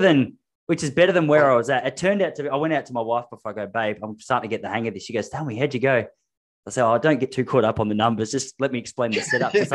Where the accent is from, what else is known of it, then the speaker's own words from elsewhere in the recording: Australia; also born or lived in Victoria; an Australian living in one of the most expensive suburbs in Victoria